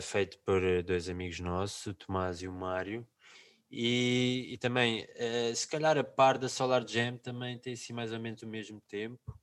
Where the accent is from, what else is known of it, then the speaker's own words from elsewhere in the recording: Lisbon, Portugal; somos de Lisboa